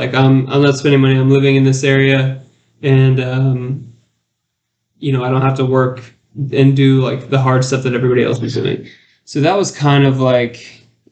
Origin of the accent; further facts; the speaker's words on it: Alpharetta, Georgia, United States; when I was a kid, I grew up in Alpharetta, Georgia